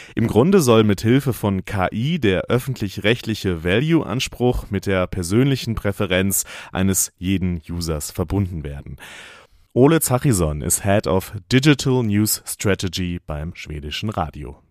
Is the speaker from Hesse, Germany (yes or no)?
no; North Rhine-Westphalia, Germany; meine Kindheit in Nordrhein-Westfalen